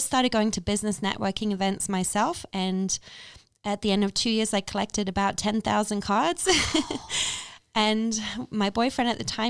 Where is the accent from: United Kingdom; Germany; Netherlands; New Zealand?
United Kingdom; England; moved away as an adult; also born or lived in Paris; now in Las Vegas, United States; I'm actually from England originally. So I'm a British transplant to America. And I actually came with an Irish dance show, Spirit of the Dance, in my 20s.